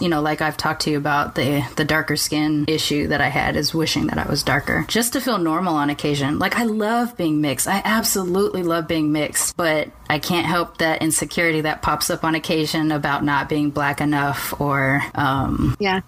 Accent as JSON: {"language": "English", "town": "Long Beach", "region": "California", "country": "United States", "tie": "born or raised there", "said": "I grew up in Long Beach"}